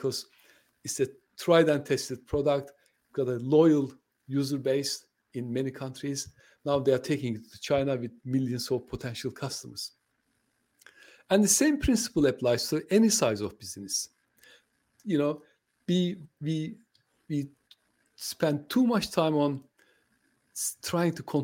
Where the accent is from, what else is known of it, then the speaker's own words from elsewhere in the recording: Turkey; first language Turkish; English is a second language; moved away; I'm from Turkey